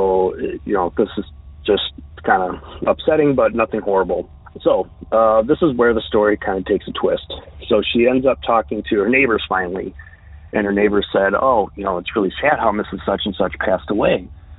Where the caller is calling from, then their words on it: New York, United States; This is …. I'm calling from the Western New York State area.